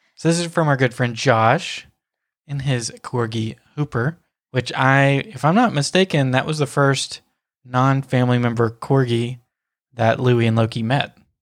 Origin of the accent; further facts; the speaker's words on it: Tennessee, United States; moved away as an adult; now in Florida, United States; me being from Tennessee, like born and raised in Tennessee